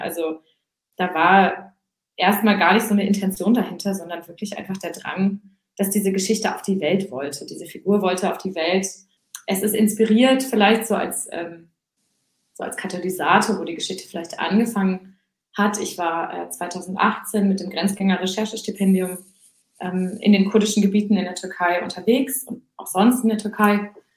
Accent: Husum, Schleswig-Holstein, Germany; also born or lived in Hamburg; ich bin äh, in, äh, in Husum aufgewachsen, aber die ersten drei Jahre auch in Hamburg

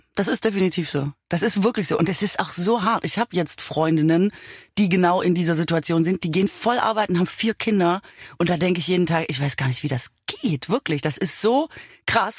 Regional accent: Swabia, Germany; now in Berlin, Germany; Ich bin ja Schwäbin

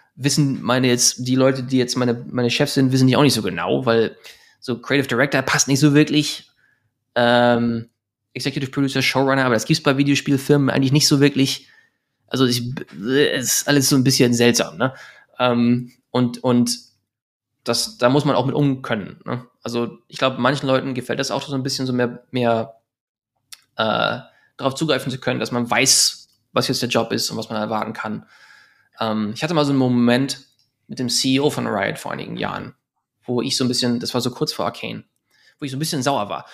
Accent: Germany; moved away as an adult; now in Los Angeles, United States; ich bin Deutscher

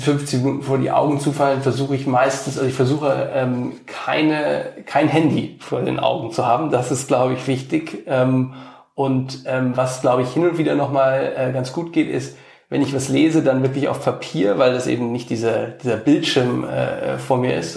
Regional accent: Cologne, North Rhine-Westphalia, Germany; moved away as an adult; also born or lived in San Francisco, United States / Washington, United States / Italy; now in Berlin, Germany; in meiner Heimatstadt nach Köln

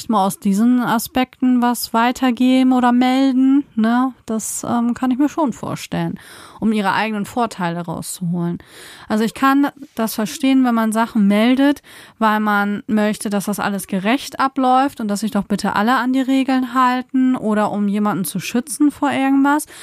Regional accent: Germany; so sind wir als Deutsche eher Platzwart zu spielen.

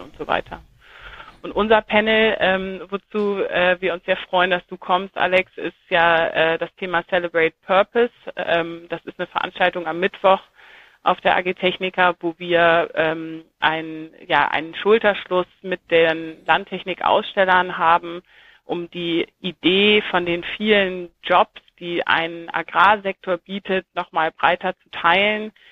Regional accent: Germany; moved away; also born or lived in Saxony-Anhalt; Ich bin an der Ostsee geboren

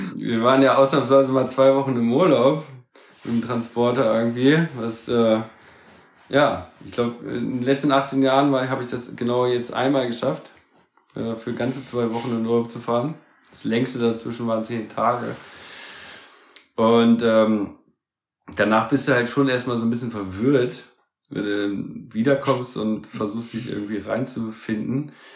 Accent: Germany; als Deutsche

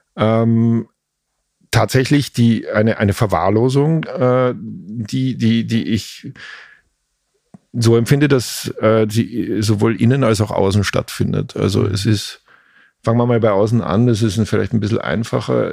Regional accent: Velden am Wörthersee, Carinthia, Austria; moved away as an adult; also born or lived in Klagenfurt; now in Berlin, Germany; Gebürtig aus Kärnten, das ist das südlichste österreichische Bundesland, mhm. das an Italien und an Slowenien grenzt

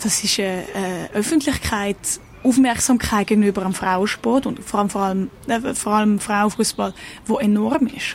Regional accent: Switzerland; moved away as an adult; now in Stockholm, Sweden; ich komme aus der Schweiz, bin 28

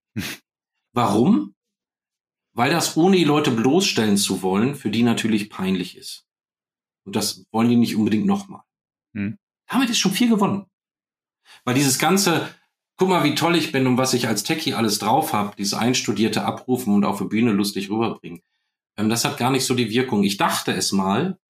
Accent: Germany; wir sitzen da als Deutsche

